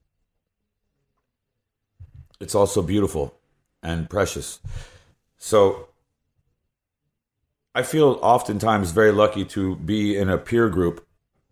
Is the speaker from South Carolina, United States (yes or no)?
yes; South Carolina, United States; I'm from South Carolina